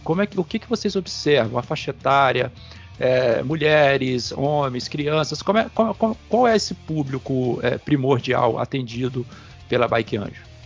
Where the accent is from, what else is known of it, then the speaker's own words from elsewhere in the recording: Campos dos Goytacazes, Rio de Janeiro, Brazil; eu sou de Campos